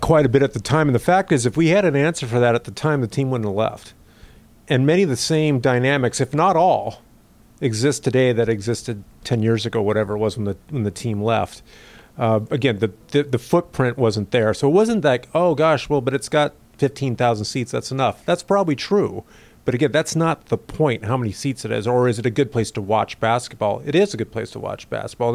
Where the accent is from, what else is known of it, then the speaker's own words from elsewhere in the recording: Mercer Island, Washington, United States; I grew up on Mercer Island